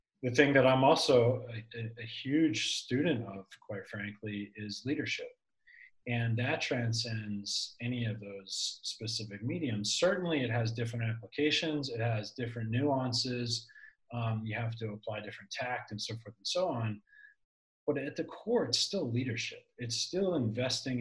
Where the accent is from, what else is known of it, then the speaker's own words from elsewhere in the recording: Philadelphia, Pennsylvania, United States; my hometown of Philadelphia.